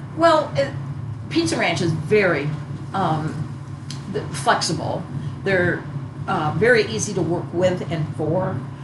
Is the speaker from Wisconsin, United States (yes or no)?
yes; Janesville, Beloit area, Southern Wisconsin, United States; moved away; Janesville, Beloit area